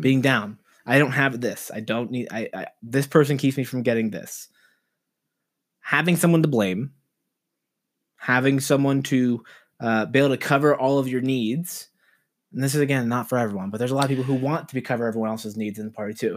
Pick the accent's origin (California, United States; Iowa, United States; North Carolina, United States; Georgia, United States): California, United States; Los Angeles; I'm from Los Angeles.